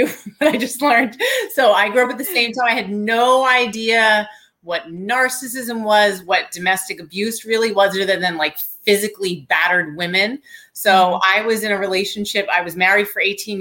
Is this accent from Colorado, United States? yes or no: no; New York, United States; I'm a New Yorker